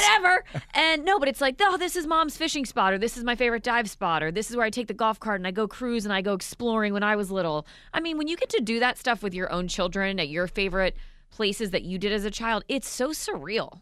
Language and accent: English; Vero Beach, Florida, United States; I grew up down here in Florida, in Vero